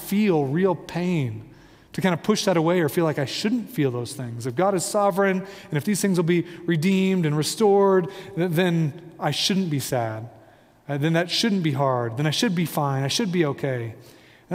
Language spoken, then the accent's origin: English; Midwest, United States; I'm from the Midwest